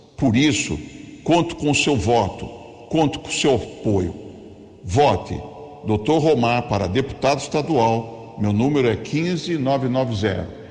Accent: Americana, São Paulo, Brazil; sou de Americana, meu pai é de Santa Bárbara do Oeste e minha mãe de Nova Odessa

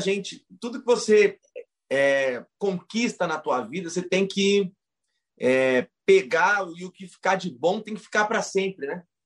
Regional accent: Ponta Porã, Mato Grosso do Sul, Brazil; moved away; also born or lived in Presidente Prudente, São Paulo; sou nascido em Presidente Prudente, interior de São Paulo. É, sou criado em Ponta Porã, no interior do Mato Grosso do Sul

